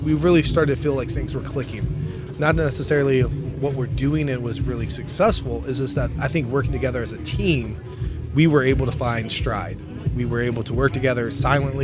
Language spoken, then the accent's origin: English; Louisville, Kentucky, United States; moved away as an adult; now in Minnesota, United States; We're originally from Louisville, Kentucky, and you know, both of us born and raised, and you know, we grew up together, high school, long time friends.